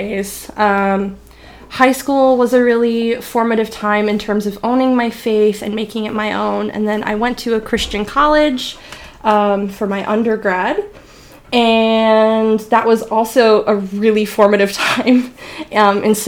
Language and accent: English; New England, United States; now in Texas, United States; I'm from New England originally